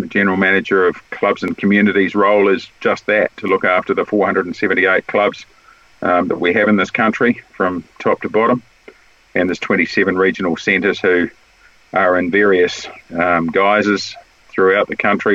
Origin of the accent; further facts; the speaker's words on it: Wellington, New Zealand; Wellington, which is my hometown